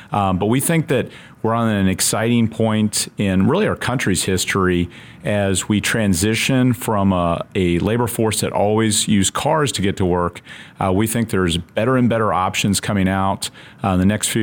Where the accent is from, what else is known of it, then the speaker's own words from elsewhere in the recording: Casper, Wyoming, United States; moved away as an adult; I started the Navy's journey from Casper, Wyoming. I was a high school student there.